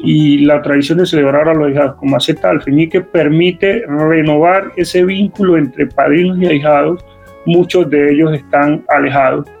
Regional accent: Cali, Valle del Cauca, Colombia; como caleños y como vallecaucanos

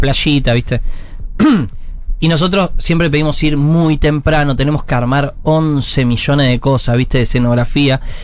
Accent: Buenos Aires, Argentina

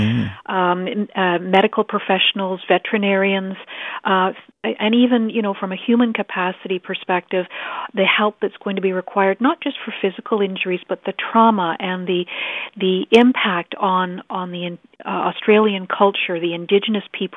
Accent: Canada; now in Ottawa, Canada; as a Canadian

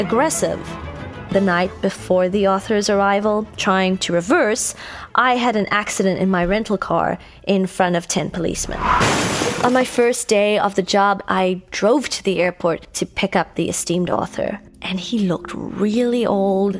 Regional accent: Cape Town, Western Cape, South Africa; moved away as an adult; now in Los Angeles, United States; in South Africa, in Cape Town to be specific, my hometown

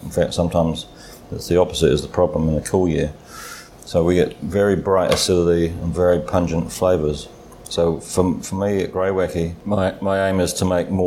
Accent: Adelaide, South Australia, Australia; moved away as an adult; now in New Zealand; I was brought up in Adelaide in South Australia

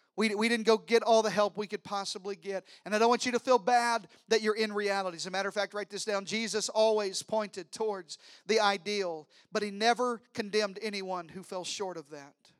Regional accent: Arkansas, United States; I'm from Arkansas. I'm related to everybody.

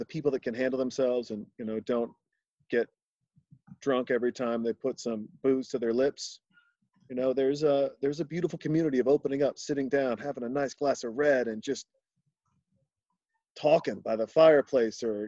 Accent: Montana, United States; I was born in Montana.

